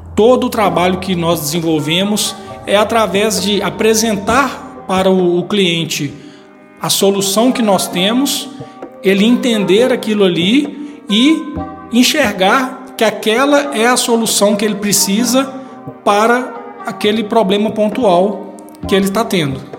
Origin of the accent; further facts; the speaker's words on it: Ipatinga, Minas Gerais, Brazil; eu sou de Ipatinga, né? nasci aqui, é, tenho uma família aqui